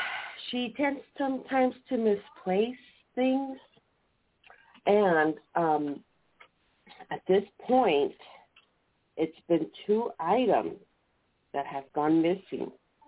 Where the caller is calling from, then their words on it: San Diego, California, United States; San Diego.